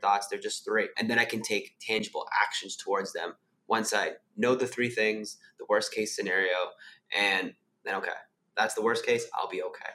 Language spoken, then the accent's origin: English; Canada; moved away as an adult; now in Sydney, Australia; I'm originally from Canada. I now live in Sydney, Australia.